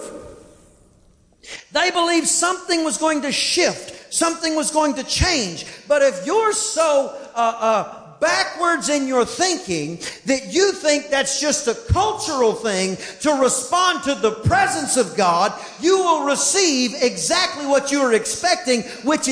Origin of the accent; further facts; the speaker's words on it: Southern United States, United States; accent: southern (y'all, ain't); where I'm from, you use the word ain't and heck and darn and all those other things